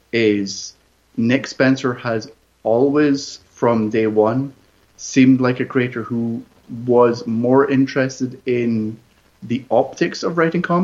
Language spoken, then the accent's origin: English; United Kingdom; I'm quite British.